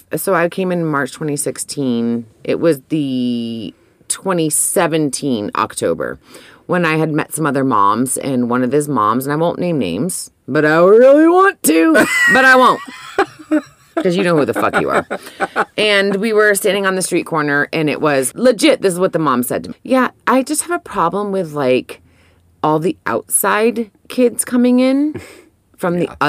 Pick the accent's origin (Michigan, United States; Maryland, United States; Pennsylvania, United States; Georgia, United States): Georgia, United States; Atlanta; This is not because we're from Atlanta, but I do love our Atlanta breweries.